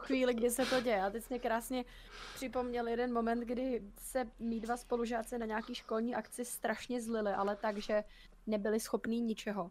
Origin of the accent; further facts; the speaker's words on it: Czechia; u nás v Čechách